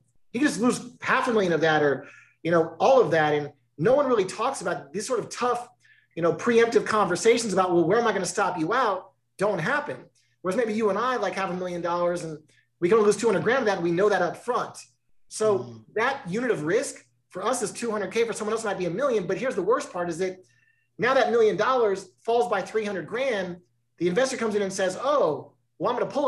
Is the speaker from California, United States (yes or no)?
yes; California, United States; I grew up in California.